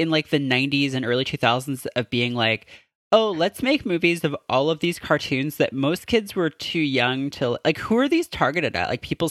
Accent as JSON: {"language": "English", "country": "Canada", "tie": "born or raised there", "moved": "yes", "said": "I grew up in Canada and we didn't have a lot of channels up there in the like wintry north"}